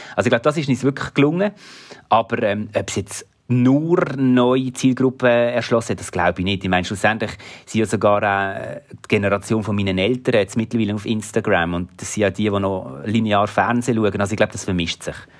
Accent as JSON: {"language": "German", "country": "Switzerland", "said": "Basel ist so ein bisschen wie meine Heimatstadt"}